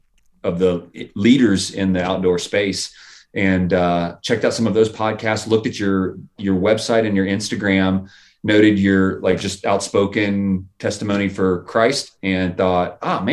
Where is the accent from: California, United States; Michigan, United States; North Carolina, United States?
Michigan, United States; now in Texas, United States; I grew up in Michigan